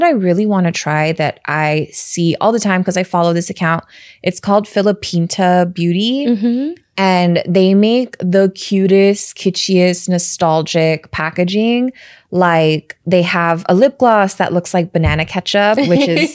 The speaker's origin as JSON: {"language": "English", "country": "United States", "tie": "born or raised there", "also_born_or_lived": "Chicago / San Francisco Bay Area / Los Angeles", "said": "I grew up in America and I live here"}